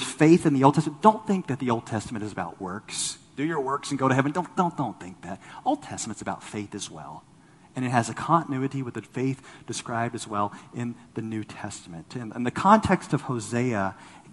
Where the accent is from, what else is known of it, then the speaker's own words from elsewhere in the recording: Los Angeles, California, United States; moved away; I'm from Los Angeles